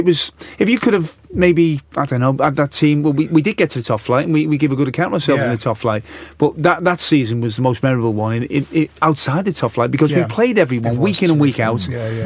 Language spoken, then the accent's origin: English; Bootle, North West England, United Kingdom; accent: Scouse; moved away; also born or lived in Canning Town; Cannon Town was definitely posher than Bootle, where I was born.